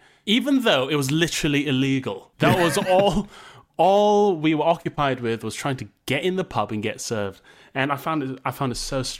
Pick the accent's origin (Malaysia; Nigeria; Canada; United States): Malaysia; now in United Kingdom; It never really got fully ingrained in me because I didn't grow up in the UK. I grew up in Malaysia. And there's not really a pub culture there.